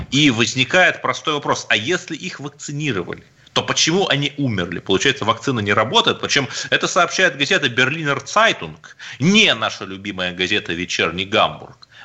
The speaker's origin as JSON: {"language": "Russian", "town": "Cherepovets", "region": "Vologda Oblast", "country": "Russia", "tie": "born there", "said": "Я русский человек, у меня одно гражданство России. Я здесь родился в Череповце и собираюсь здесь умереть."}